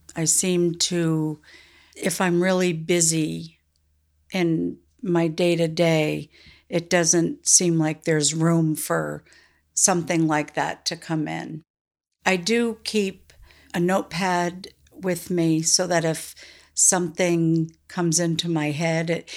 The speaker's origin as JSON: {"language": "English", "town": "South Newfane", "region": "Vermont", "country": "United States", "tie": "born or raised there", "said": "I grew up in South New Fane. My parents bought the general store, and I was four when we moved to Vermont"}